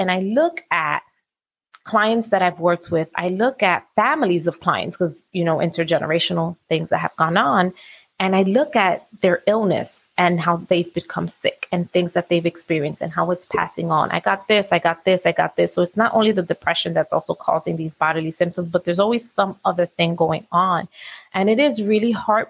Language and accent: English; New York City, New York, United States; I grew up in New York City